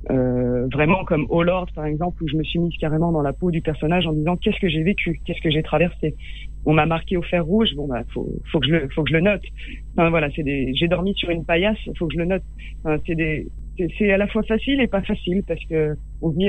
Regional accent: Baghdad, Baghdad Governorate, Iraq; ah, J'ai grandi à Bagdad.

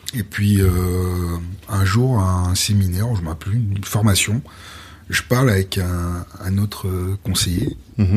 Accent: Lyon, Auvergne-Rhône-Alpes, France; moved away as an adult; also born or lived in Vaulx-en-Velin / Martinique (family origin) / Paris; now in Guadeloupe, France; on est né à Lyon

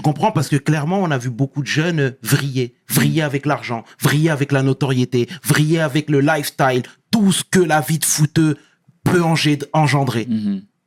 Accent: Senegal; je suis sénégalais

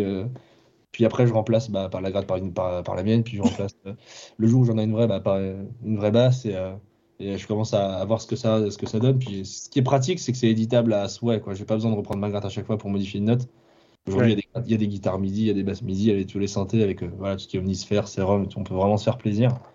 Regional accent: Ville-d'Avray, Île-de-France, France; also born or lived in Clamart; je, suis né à Clamart et j'ai grandi à Ville d'Avray, donc. Euh, enfin, c'est, c'est entre Sèvres et Versailles

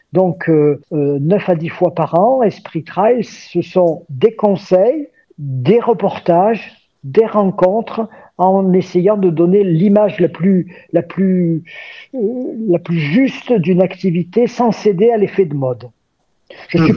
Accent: Gap, Provence-Alpes-Côte d'Azur, France; born or raised there; moved away as an adult

